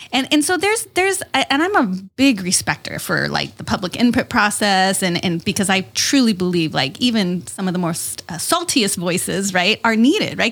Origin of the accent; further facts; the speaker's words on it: East County, San Diego, California, United States; now in Chula Vista, United States; I grew up in East County